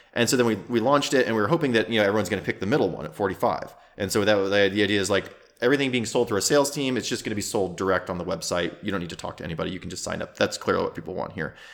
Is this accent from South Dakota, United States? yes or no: yes; South Dakota, United States; moved away as an adult; I grew up in South Dakota